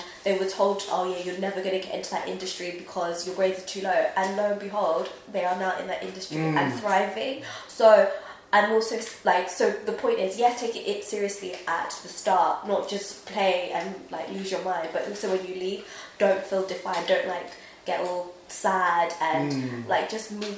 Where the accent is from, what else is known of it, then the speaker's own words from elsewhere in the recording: United Kingdom; also born or lived in Nigeria; I know I'm British, but I'm also Nigerian